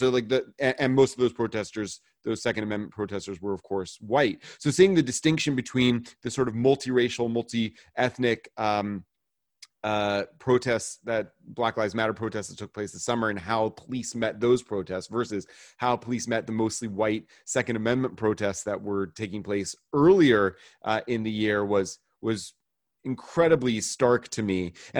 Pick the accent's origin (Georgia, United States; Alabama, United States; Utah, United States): Georgia, United States; Well, I grew up also, I grew up in the States, in Georgia